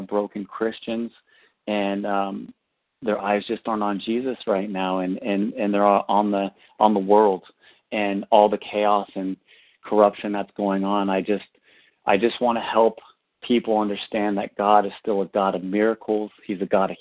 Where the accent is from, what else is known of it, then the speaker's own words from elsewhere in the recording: Northern California, United States; I'm originally from Northern California